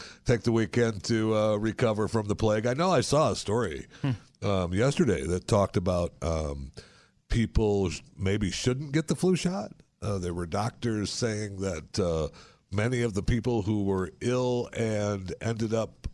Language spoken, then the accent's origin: English; Michigan, United States; when I was growing up in Michigan, they had the rutabagas